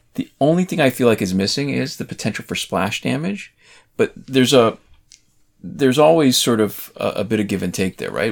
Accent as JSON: {"language": "English", "country": "Canada", "said": "I'm Canadian"}